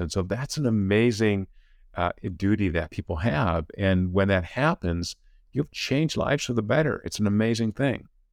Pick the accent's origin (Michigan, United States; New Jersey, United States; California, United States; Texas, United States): California, United States; I come from California. I'm a professor at Claremont Ag University